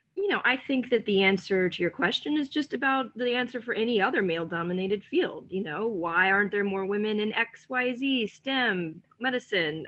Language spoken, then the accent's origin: English; Atlanta, Georgia, United States; I'm also from Atlanta